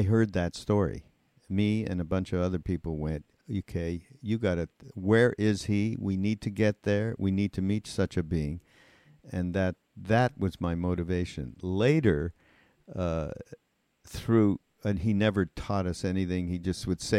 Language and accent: English; Montreal, Quebec, Canada; I'm from Montreal